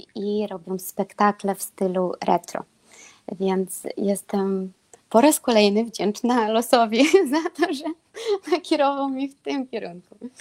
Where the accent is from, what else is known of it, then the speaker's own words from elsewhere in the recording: Belarus; Polish is a second language; moved away as an adult; also born or lived in Lublin, Poland; now in Kraków, Poland; jestem z Białorusi